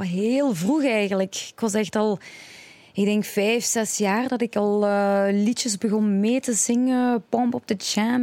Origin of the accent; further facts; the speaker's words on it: Genk, Flanders, Belgium; Ik ben eh, een een, allez, België geboren, Vlaanderen geboren